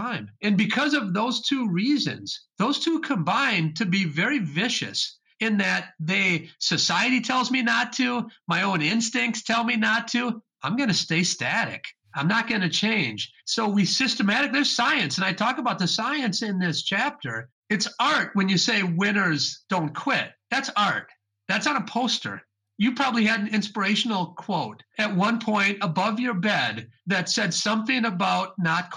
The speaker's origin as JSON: {"language": "English", "region": "Wisconsin", "country": "United States", "tie": "born or raised there", "also_born_or_lived": "Chicago", "said": "I was raised in Wisconsin"}